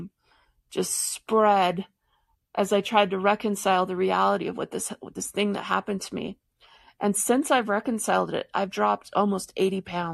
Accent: Michigan, United States; I grew up in Michigan

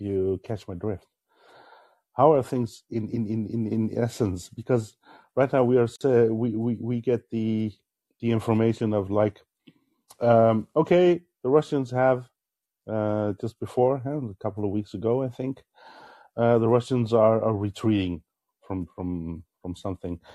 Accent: Netherlands; I'm from the Netherlands

